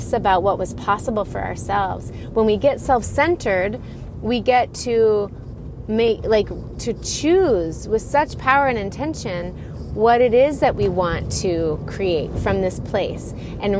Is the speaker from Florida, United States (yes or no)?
yes; Florida, United States; moved away; I grew up in Florida